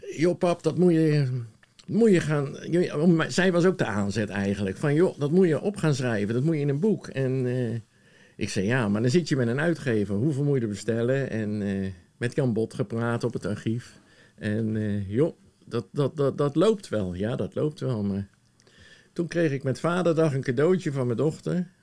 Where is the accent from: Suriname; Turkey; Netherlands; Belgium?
Netherlands; The Hague, South Holland; also born or lived in Woerden / Gouda; now in Sommelsdijk, Netherlands; ik ben in Den Haag geboren